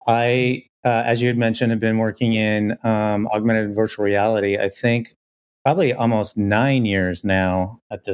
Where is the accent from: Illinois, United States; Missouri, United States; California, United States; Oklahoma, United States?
Illinois, United States; I was growing up in Illinois